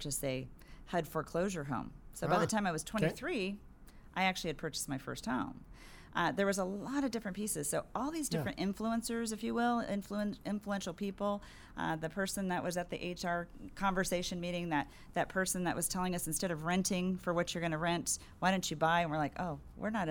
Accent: San Diego, California, United States; also born or lived in Riverside, California; when my parents decided to move to San Diego, I was 4 years old

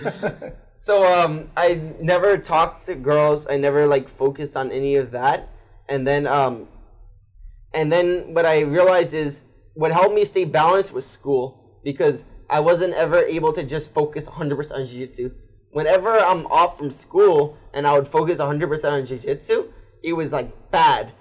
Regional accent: United States; I'm American

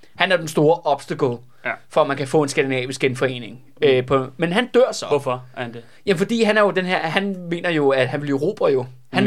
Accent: Denmark

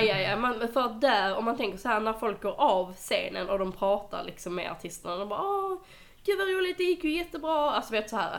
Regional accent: Skåne, Sweden; jag är skåning

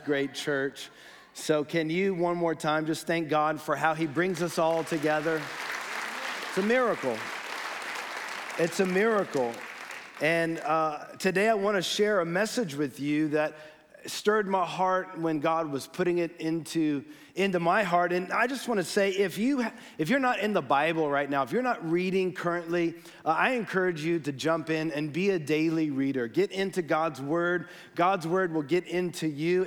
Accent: Los Gatos, California, United States; I was born in Los Gatos, uh, dedicated here as a baby by Pastor Ken

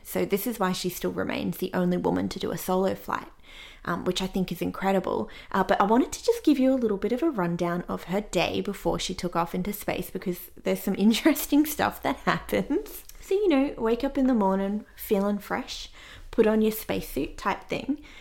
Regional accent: Australia; as an Australian

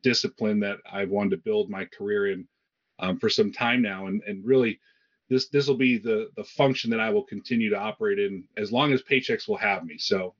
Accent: Rochester, New York, United States; work for a company in my hometown of Rochester, New York, where I grew up.

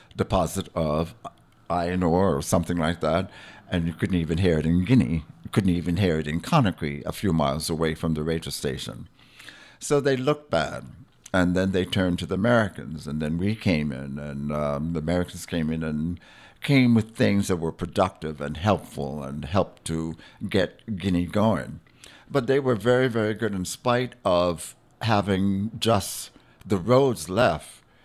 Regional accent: Charlotte Amalie, U.S. Virgin Islands; now in Frederiksted, U.S. Virgin Islands; I am a Virgin Islander, born and raised Virgin Islander

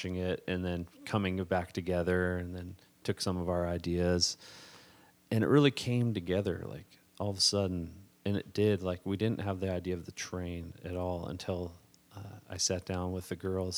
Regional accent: Running Springs, California, United States; moved away as an adult; also born or lived in Minnesota; now in Harstine Island, United States; I was born and raised in Southern California, San Bernardino Mountains, little town called Running Springs

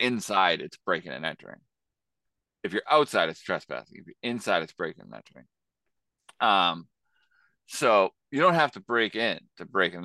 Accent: Boston, Massachusetts, United States; growing up in Boston, as in the early nineties and two thousands

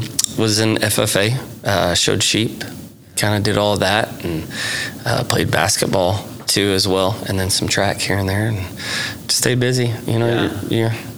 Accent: Sulphur, Oklahoma, United States; also born or lived in Texas; So I grew up in Sulphur, where we currently live, and graduated from high school there in 2004.

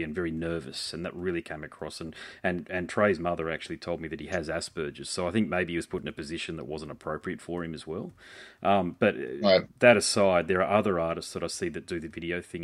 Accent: Australia; as an Aussie

